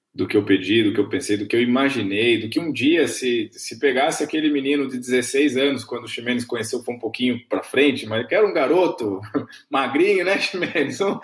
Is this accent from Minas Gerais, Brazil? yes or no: yes; Camanducaia, Minas Gerais, Brazil; eu cresci em Camanducaia, Minas Gerais, uma grande cidade, cidade do interior de Minas